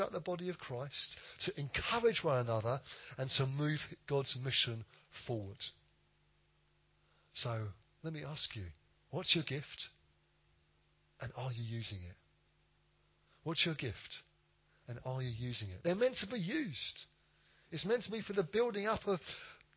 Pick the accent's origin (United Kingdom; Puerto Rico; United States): United Kingdom; we're British